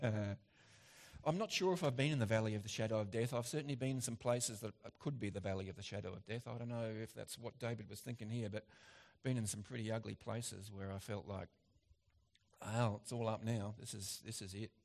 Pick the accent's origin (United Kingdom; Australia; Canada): Australia; as an Aussie